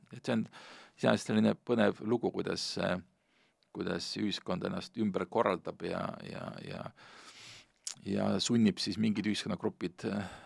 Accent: Hiiumaa, Hiiu County, Estonia; moved away; mina, kes ma suuresti kasvasin üles Hiiumaal

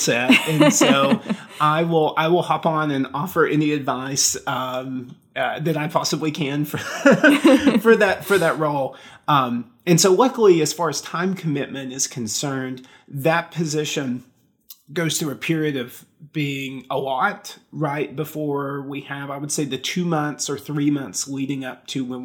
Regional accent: rural Appalachia, United States; moved away as an adult; also born or lived in Tennessee; If my accent doesn't betray it, I'm from rural Appalachia

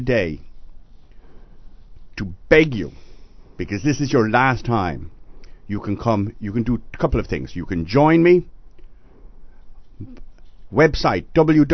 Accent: Dublin, Leinster, Ireland; now in United States; I'm a deplorable from Dublin

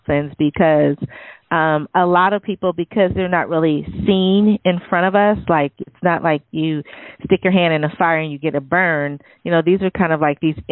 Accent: San Jose, California, United States; I grew up in San Jose and basically Silicon Valley

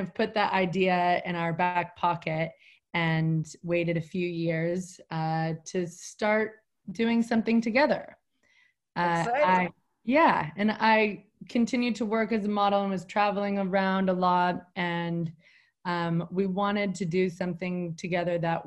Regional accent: St. Helena, California, United States; I grew up in Napa Valley, and my parents moved to Napa just before I was born

